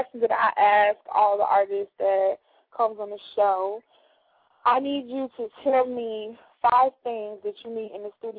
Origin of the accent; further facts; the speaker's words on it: Chicago, Illinois, United States; I'm from Chicago